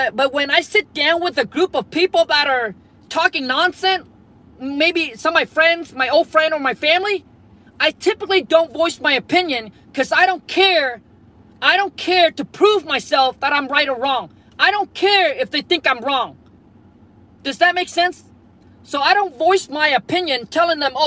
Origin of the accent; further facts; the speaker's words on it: Vietnam; moved away; I was born and raised in Vietnam, grew up super dirt poor